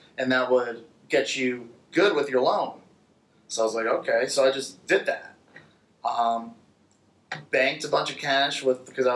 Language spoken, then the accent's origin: English; Connecticut, United States; So I was born in Connecticut, but our family, our ancestors are from Italy